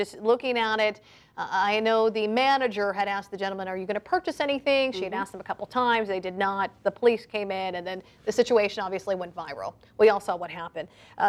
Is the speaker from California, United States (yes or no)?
yes; California, United States; I grew up in California